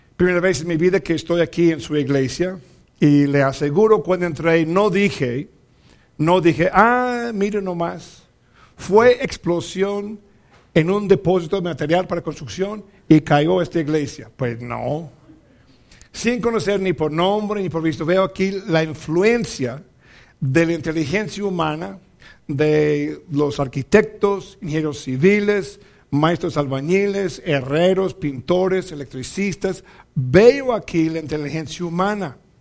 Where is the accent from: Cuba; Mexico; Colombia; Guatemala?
Mexico; also born or lived in Zacatecas, Mexico